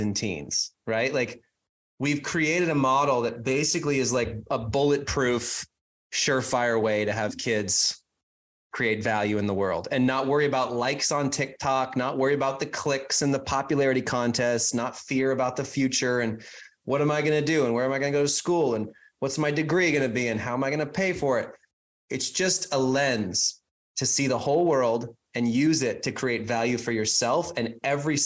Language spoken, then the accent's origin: English; Whidbey Island, north of Seattle, Washington, United States; now in Phoenix, United States; I grew up about 20 miles from the Canadian border